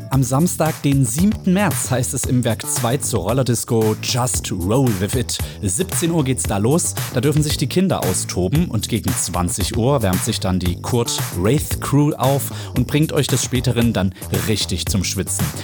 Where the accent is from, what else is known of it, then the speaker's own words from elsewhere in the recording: Plauen, Saxony, Germany; now in Leipzig, Germany; Ich komme aus Plauen